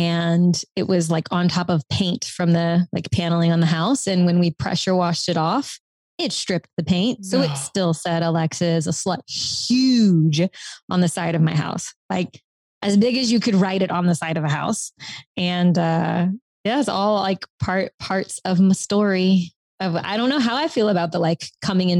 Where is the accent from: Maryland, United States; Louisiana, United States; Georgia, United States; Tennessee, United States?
Louisiana, United States; South; I'm from South Louisiana. And in my parish, the Orange Festival is the longest standing festival pageant